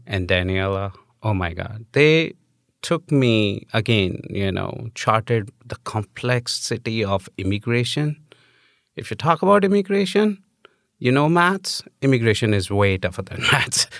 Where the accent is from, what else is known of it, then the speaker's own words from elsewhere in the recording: New Delhi, Delhi, India; moved away as an adult; now in United States; I'm an immigrant. I'm from India.